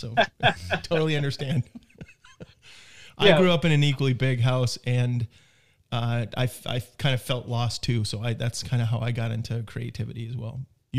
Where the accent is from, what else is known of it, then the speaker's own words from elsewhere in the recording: Colorado, United States; I'm from Colorado as well.